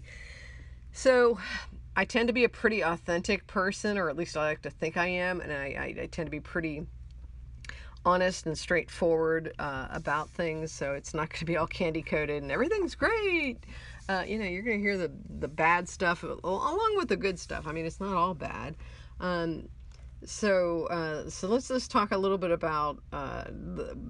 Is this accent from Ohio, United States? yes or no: yes; Ohio, United States; I grew up in Ohio and I grew up out in the country.